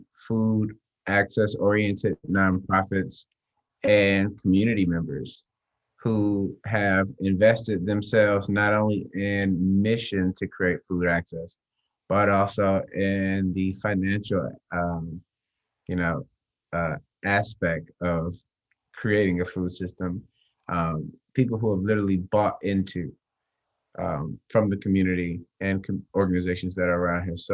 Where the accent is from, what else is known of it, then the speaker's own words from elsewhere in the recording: Atlanta, Georgia, United States; I'm from Atlanta, born and raised